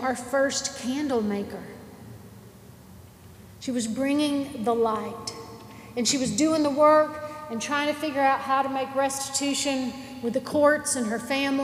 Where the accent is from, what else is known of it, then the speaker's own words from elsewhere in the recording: Nashville, Tennessee, United States; I'm from Nashville